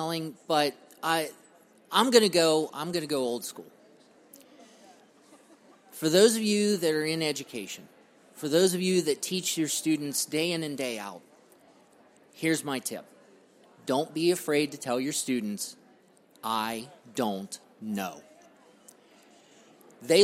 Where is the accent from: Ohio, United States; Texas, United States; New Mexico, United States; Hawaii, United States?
Ohio, United States; I'm from Ohio